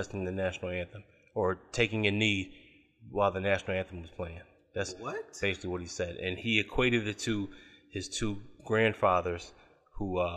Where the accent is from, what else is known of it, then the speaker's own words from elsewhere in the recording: Richmond, Virginia, United States; my hometown in Richmond, Virginia.